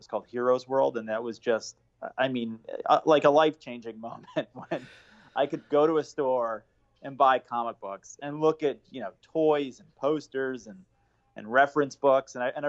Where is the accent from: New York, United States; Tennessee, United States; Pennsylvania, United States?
New York, United States; Bethpage; also born or lived in Queens, New York; I was born in Queens, Jamaica, Queens, and then when I was about 3 and a half, we moved to Bethpage on Long Island.